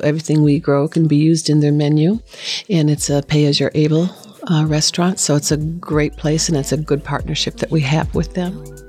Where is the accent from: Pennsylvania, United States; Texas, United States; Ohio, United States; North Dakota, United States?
North Dakota, United States; born there; Well, I was born in North Dakota, and my grandma and grandpa were both farmers